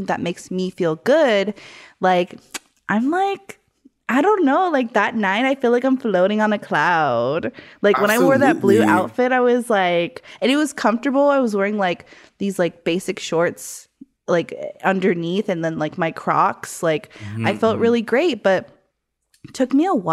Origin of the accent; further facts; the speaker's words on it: Arizona, United States; moved away; I came from Arizona